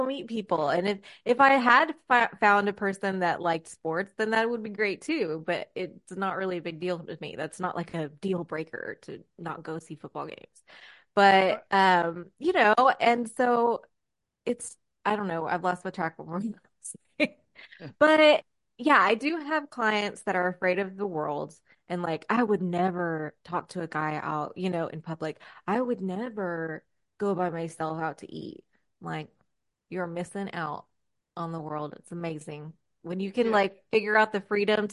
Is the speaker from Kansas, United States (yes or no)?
no; Texas, United States; I'm from Texas